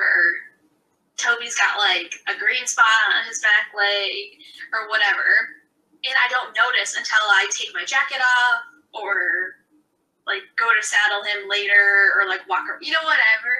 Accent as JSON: {"language": "English", "region": "Iowa", "country": "United States", "said": "I'm from Iowa"}